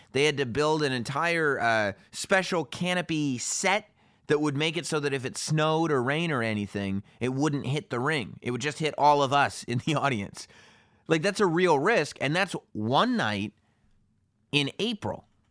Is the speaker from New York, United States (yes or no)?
yes; New York, United States; I'm from New York